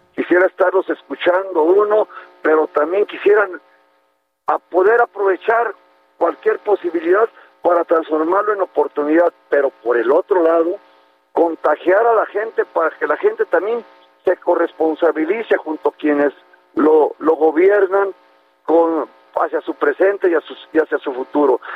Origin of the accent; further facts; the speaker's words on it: Nayarit, Mexico; amo enormemente a, mi tierra